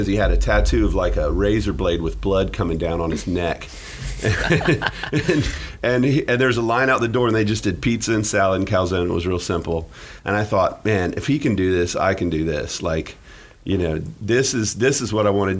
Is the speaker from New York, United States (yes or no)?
no; Jacksonville, Florida, United States; also born or lived in Gainesville, Florida; I was born in Gainesville, but grew up in Jacksonville.